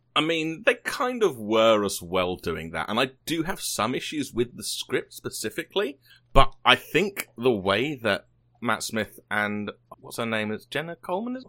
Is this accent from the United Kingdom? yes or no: yes; United Kingdom; moved away; I am British